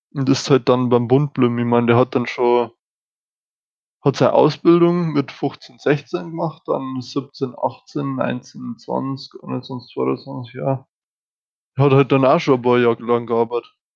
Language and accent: German; Germany; wir als Deutsche